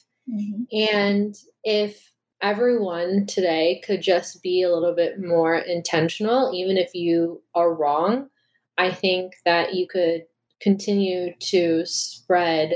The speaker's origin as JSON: {"language": "English", "area": "Chicago area", "region": "Illinois", "country": "United States", "tie": "born or raised there", "also_born_or_lived": "Iowa", "said": "we're both from the Chicago area"}